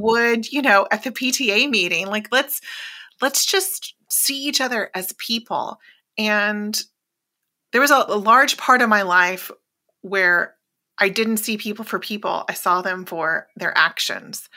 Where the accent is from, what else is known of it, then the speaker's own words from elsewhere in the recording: Oklahoma, United States; moved away; growing up in Oklahoma, a very red state